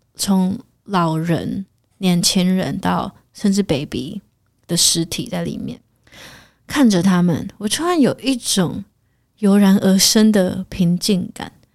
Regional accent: Taiwan; 身为台湾人

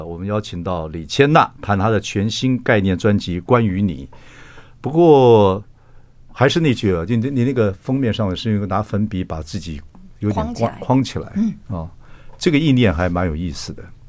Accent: Chiayi, Taiwan; 我是坐火车了，坐平坐平快车跟慢车这样晃十个小时。我嘉义人嘛。

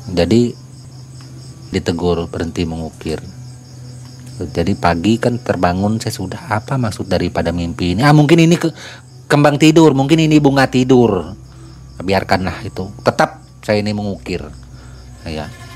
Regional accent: West Kutai Regency, East Kalimantan, Indonesia; kampung saya di daerah Kabupaten Kutai Barat, Kalimantan Timur, tepatnya di Desa Lempuna.

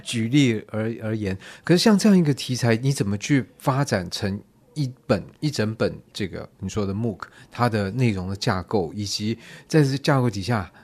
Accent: Taiwan; 我们台湾人的优点之一就很会模仿嘛

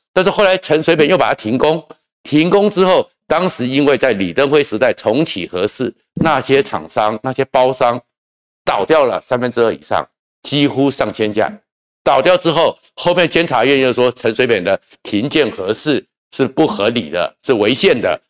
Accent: Taiwan; 因为我们台湾人每次就是在政治的口水里面斗来斗去

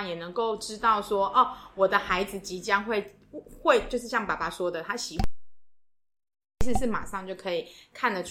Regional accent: Taiwan; 我们从台湾来

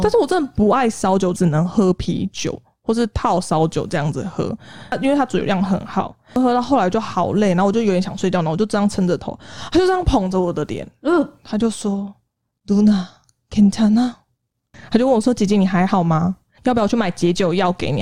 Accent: Taiwan; moved away as an adult; also born or lived in South Korea; 我是台湾人

